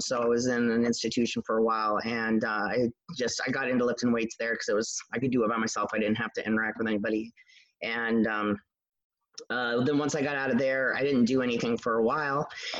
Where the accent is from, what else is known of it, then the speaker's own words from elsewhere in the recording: New York, United States; also born or lived in Idaho; My dad was military, so I was born in Idaho. I've lived all over the place, but I've been in New York since I was in third grade.